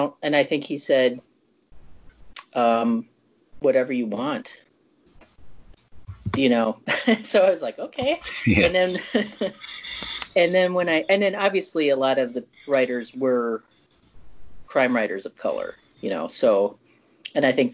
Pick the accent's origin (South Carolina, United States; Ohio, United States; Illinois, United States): Illinois, United States; Chicago; moved away; I'm from Chicago originally